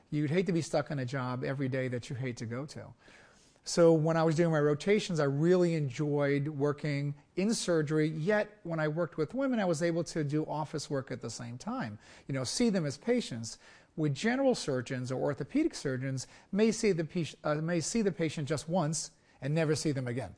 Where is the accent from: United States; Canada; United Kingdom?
United States; Brooklyn, New York; also born or lived in Naples, Italy; I grew up in Brooklyn, New York. I was actually born in Naples, Italy